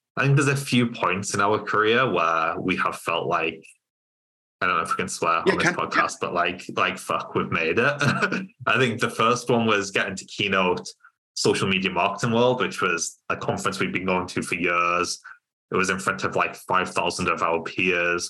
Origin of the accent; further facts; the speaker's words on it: Cumbria, North West England, United Kingdom; moved away as an adult; also born or lived in Lancaster; now in Newcastle, United Kingdom; I'm from Cumbria originally